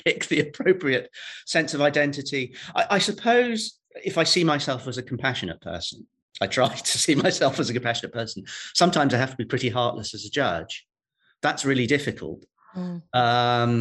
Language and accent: English; Welsh, Wales, United Kingdom; I'm a Welsh judge. A Catholic Welsh judge